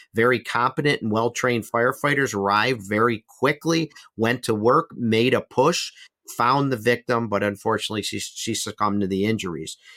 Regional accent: Buffalo, New York, United States; my own hometown, Buffalo, New York

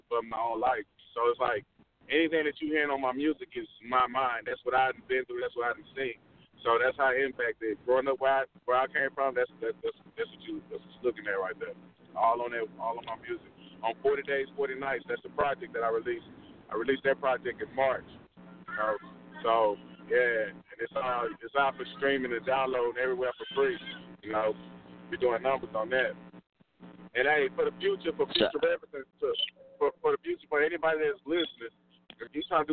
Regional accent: Houston, Texas, United States; I'm from Studiowood. Yeah, I'm from where Mike Jones from.

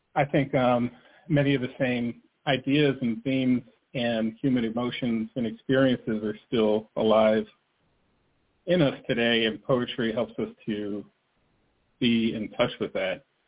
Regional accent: New Jersey, United States; moved away as an adult; I grew up in New Jersey.

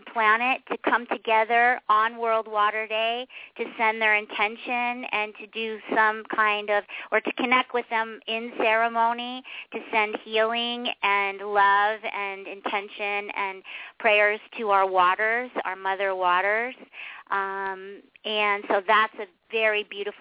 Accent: Pittsburgh, Pennsylvania, United States; we're both from Pittsburgh

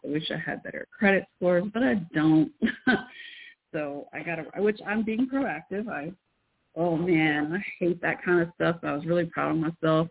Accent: Irving, Texas, United States; also born or lived in Fort Worth, Texas / Waco, Texas / Carrollton, Texas; now in Denton, United States; Then we moved to Irving, where I mostly grew up. That's where the Cowboy Stadium used to be in Irving, Texas.

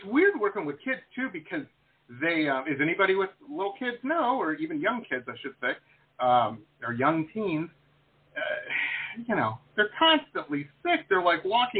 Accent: Detroit, Michigan, United States; I grew up in Metro Detroit, and I am of a certain age, and I have ridden on the Pablo boats and been to Pablo Island

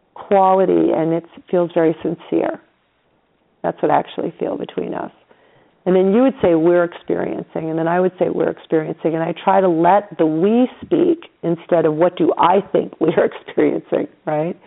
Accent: New York, United States; I'm from New York

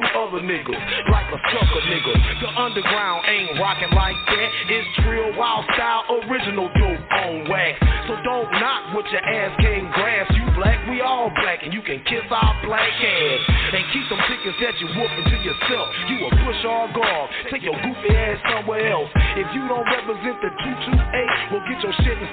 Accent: the South, United States; also born or lived in 228 area code (Mississippi Gulf Coast); I'm from the South

